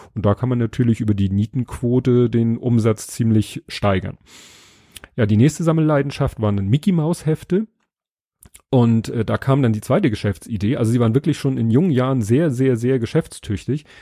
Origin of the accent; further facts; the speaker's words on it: Hamburg, Germany; als Hamburger